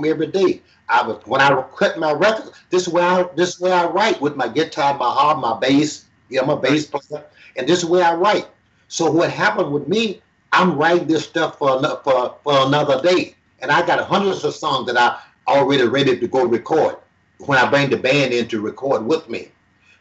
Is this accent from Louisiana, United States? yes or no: yes; Homer, Louisiana, United States; moved away; also born or lived in Pine Bluff, Arkansas / Chicago; in a little place called Homer, Hainesville, Louisiana.